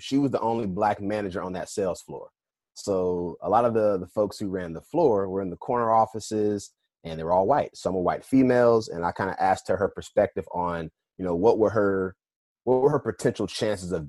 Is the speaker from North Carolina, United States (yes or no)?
yes; Durham, North Carolina, United States; moved away as an adult; also born or lived in Philadelphia; I'm from North Carolina, born and raised in Durham, an A&T graduate. And I left like right after I graduated.